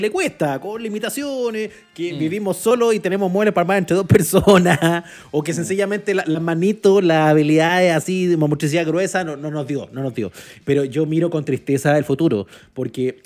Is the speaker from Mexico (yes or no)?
no; Chile; yo soy chileno